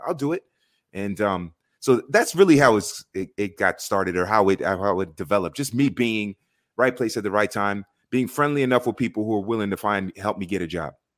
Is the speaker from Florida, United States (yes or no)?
yes; Miami, Florida, United States; growing up in South Florida with a huge immigrant population that's from soccer loving nations